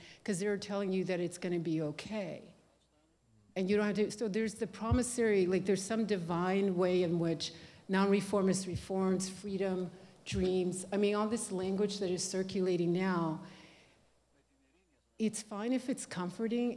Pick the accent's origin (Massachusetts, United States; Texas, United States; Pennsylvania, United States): Texas, United States; when I was growing up in Texas